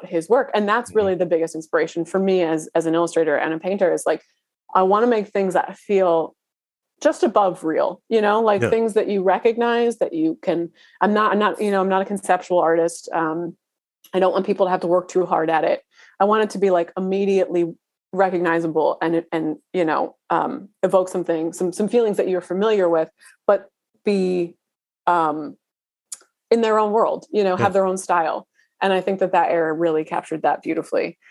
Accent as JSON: {"language": "English", "town": "Philadelphia", "region": "Pennsylvania", "country": "United States", "tie": "born or raised there", "said": "I grew up in Pennsylvania"}